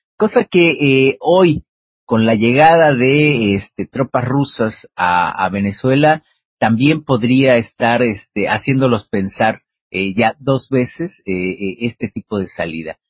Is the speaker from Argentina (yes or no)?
no; Mexico